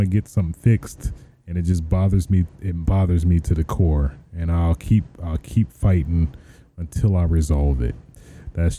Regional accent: Michigan, United States; now in Los Angeles, United States; I'm originally from Michigan

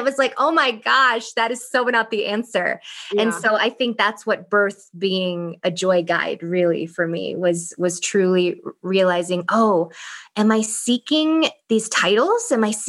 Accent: Thailand; English is a second language; like growing up in Thailand, she was like my favorite aunt.

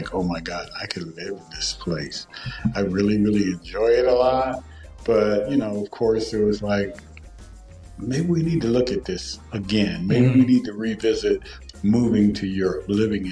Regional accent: just outside of Los Angeles, California, United States; moved away as an adult; also born or lived in Ohio / Denver, Colorado; now in Lisbon, Portugal; I was born in Ohio, raised in California, so just outside of Los Angeles.

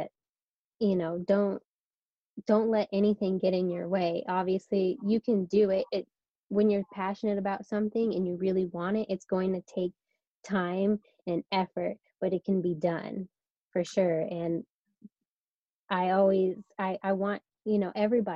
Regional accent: Sacramento, California, United States; moved away as an adult; now in San Diego, United States; I'm from Northern California, so the Sacramento area.

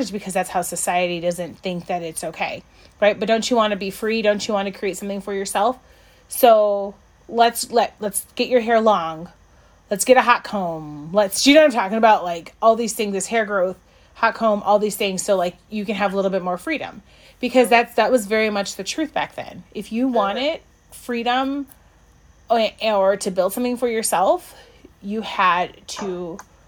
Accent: Chicago, Illinois, United States; moved away; I'm some girl from Chicago

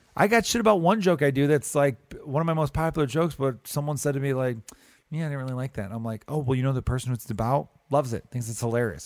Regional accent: United States; I'm an American

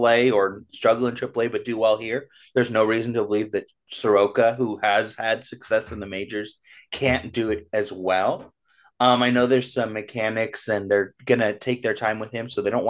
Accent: Orange County, California, United States; When I was a kid, I grew up in Orange County

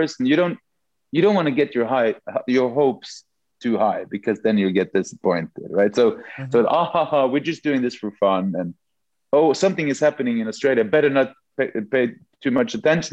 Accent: Norway

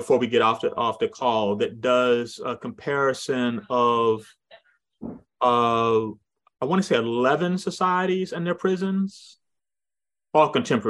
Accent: Kumasi, Ashanti, Ghana; You know, we grew up in Kumasi in Ghana, and in the smaller villages

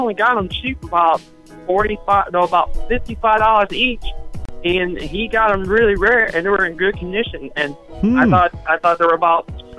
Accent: United States; We're from the U.S. We're not from Canada, so we're from the U.S.

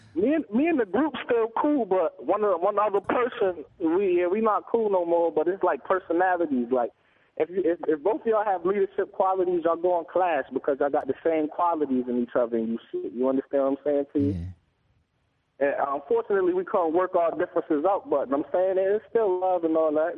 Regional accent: East Hartford, Connecticut, United States; I'm an artist from Hartford, Connecticut, East Hartford

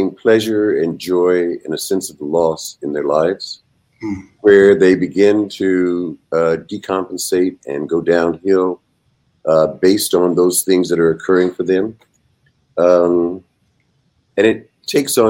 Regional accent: Tuskegee, Alabama, United States; Originally, I'm from Alabama. I grew up in Tuskegee Institute

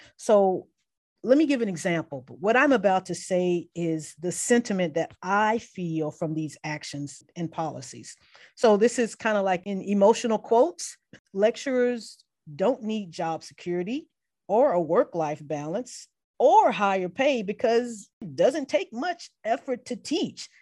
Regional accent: Mobile, Alabama, United States; I grew up in Mobile, Alabama

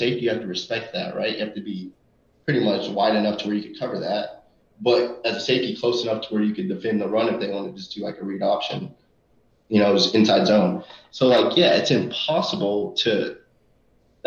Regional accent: Snyder, Texas, United States; my hometown, Snyder, Texas

